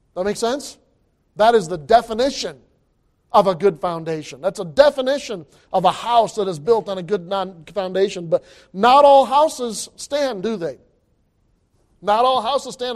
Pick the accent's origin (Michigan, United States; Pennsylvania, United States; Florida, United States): Michigan, United States; I grew up in Michigan